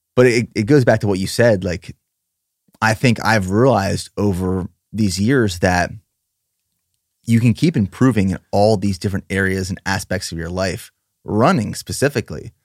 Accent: Pennsylvania, United States; moved away; also born or lived in Austin; I'm from Pennsylvania

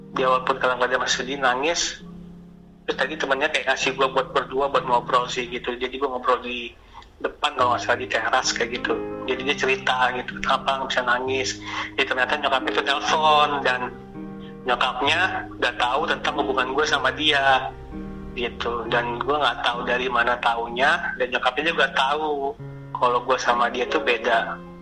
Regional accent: Sumatra, Indonesia; gue orang Sumatera

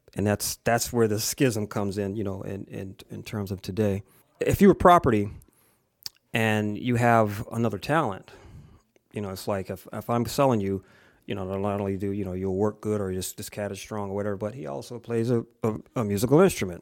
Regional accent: Springfield, United States; also born or lived in Savannah, Georgia / Plattsburgh, New York; I was raised mostly in Springfield, I was born in the segregated South in Georgia and spent the first ten years of my life in the segregated South

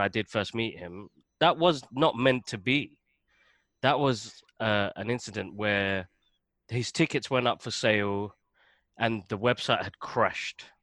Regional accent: London, United Kingdom; moved away as an adult; now in Waltham Cross, United Kingdom; I grew up in Tottenham.

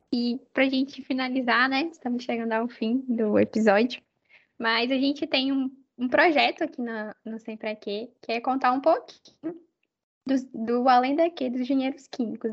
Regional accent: Belo Horizonte, Minas Gerais, Brazil; moved away; also born or lived in Salvador, Brazil; eu morava em Salvador, então, assim, ir para a UFMG para voltar para para a cidade onde eu nasci, para a minha família.

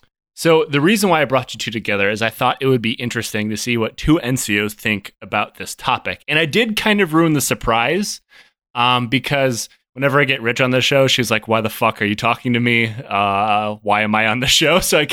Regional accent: Michigan, United States; You know, I grew up in Michigan.

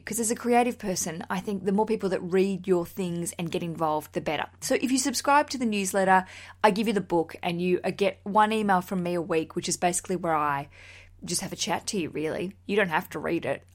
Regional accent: Australia; now in London, United Kingdom; As an Australian

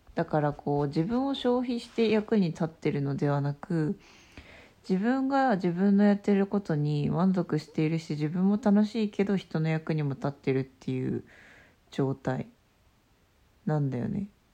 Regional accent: Obihiro, Hokkaido, Japan; 帯広で生まれたけど、あんまり帯広に愛着がなくて、で、あの、旅したりして帰ってきて、で、今やっと帯広を見直した

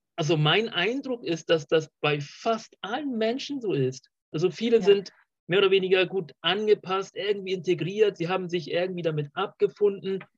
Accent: Colombia; moved away; ich komme aus, äh, auch aus Südamerika, aus Kolumbien

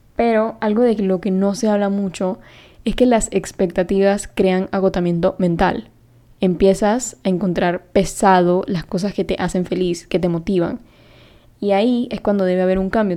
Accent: Panama; yo soy de Panamá y hablo español, también hablo inglés

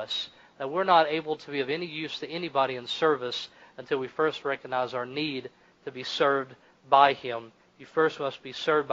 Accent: Kentucky, United States; I'm from Kentucky

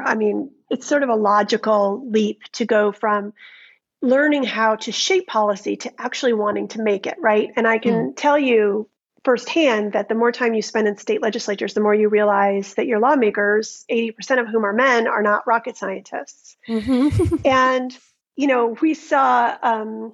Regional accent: United States; as a teen growing up in America

